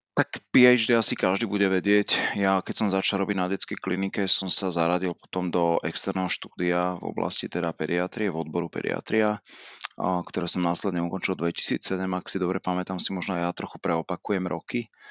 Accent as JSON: {"language": "Slovak", "town": "Žilina", "region": "Žilina Region", "country": "Slovakia", "tie": "born or raised there", "also_born_or_lived": "Martin / Rome", "said": "Ja som pôvodom Žilinčan, e, chcel som ostať v regióne, chcel som ostať e, blízko teda rodného mesta"}